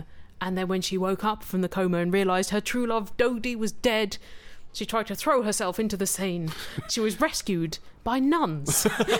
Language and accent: English; England, United Kingdom; I am English.